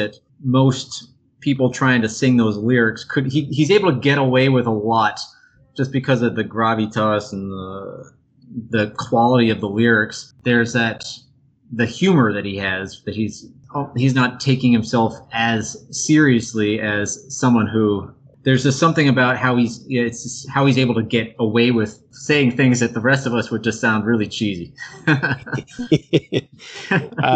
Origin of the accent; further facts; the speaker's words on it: New York, United States; moved away; also born or lived in Mexico City; I'm from New York originally